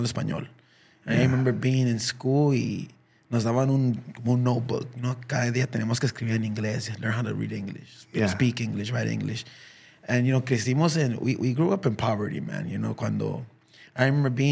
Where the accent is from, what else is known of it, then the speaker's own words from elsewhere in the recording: Los Angeles, California, United States; also born or lived in Huntington Park; when I was a kid in South Central